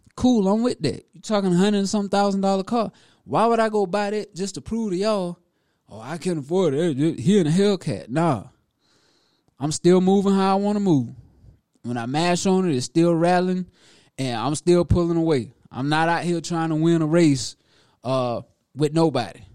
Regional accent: Prosperity, South Carolina, United States; now in Greenville, United States; Born and raised in Prosperity, South Carolina, to be exact, which is Newberry County

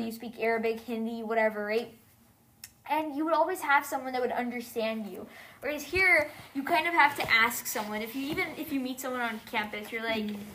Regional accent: United States; also born or lived in United Arab Emirates / India (ancestry); my experience as a Muslim growing up in America

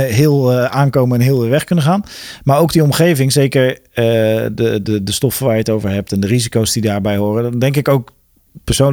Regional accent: Westland, South Holland, Netherlands; ik kom zelf uit het Westland

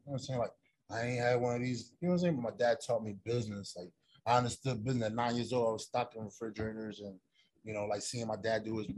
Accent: Philadelphia, Pennsylvania, United States; born or raised there; also born or lived in New Jersey / Dominican Republic

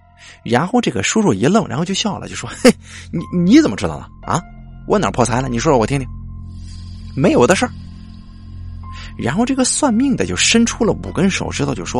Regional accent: Anhui, China; 可是我家是安徽的，这个人呢在河南，忒远了。

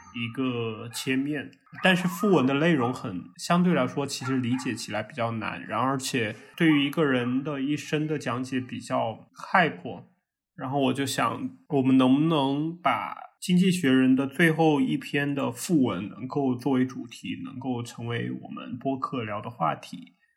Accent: Chengdu, Sichuan, China; 我是来自于成都，然后目前是在教育行业做产品相关的工作

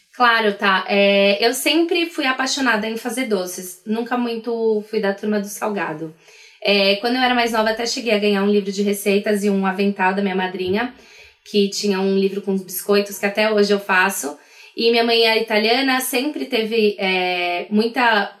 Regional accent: Brazil; sou do Brasil

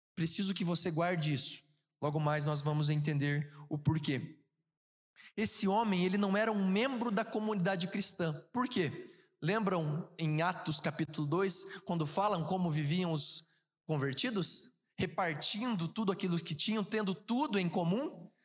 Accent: Ponta Grossa, Paraná, Brazil; now in São Paulo, Brazil; Eu sou de Ponta Grossa.

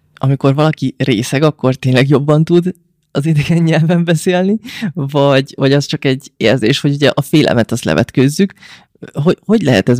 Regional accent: Hungary; nekünk, mint magyarok

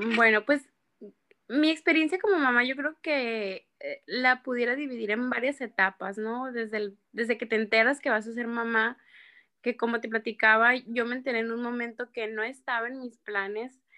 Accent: Empalme, Sonora, Mexico; soy de Empalme, Sonora, tengo 29

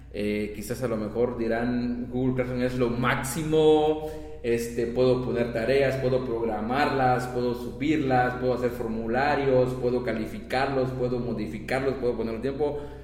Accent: Campeche, Mexico; somos de Campeche

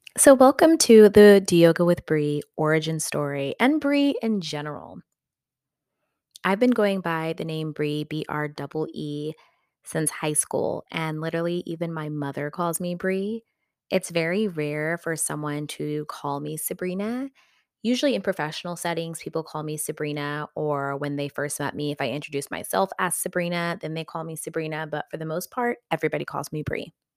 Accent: West Texas, United States; now in Southern California, United States; I'm from West Texas, and I am really happy that that's where I grew up

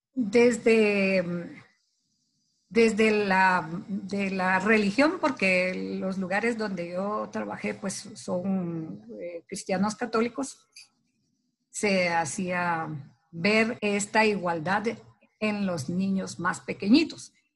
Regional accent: Guatemala; como guatemalteca

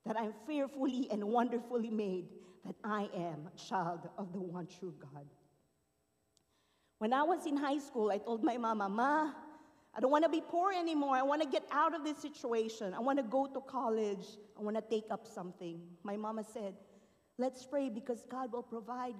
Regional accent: Philippines; born or raised there; moved away

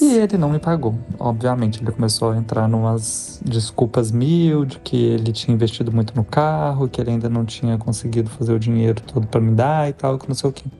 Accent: Belo Horizonte, Minas Gerais, Brazil; moved away as an adult; also born or lived in São Paulo; eu sou de BH

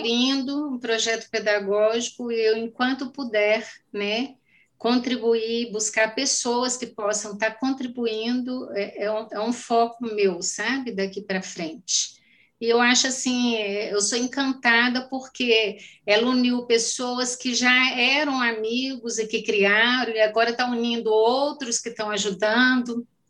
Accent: Carmo do Paranaíba, Minas Gerais, Brazil; accent: mineiro; eu sou a pessoa também. mais mineira do mundo

